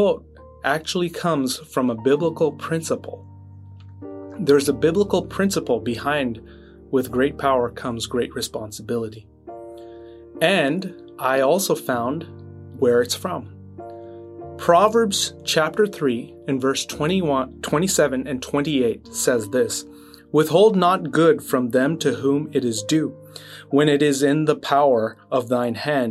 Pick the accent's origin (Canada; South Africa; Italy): Canada; Quebec; back in Quebec, which is where I grew up in Canada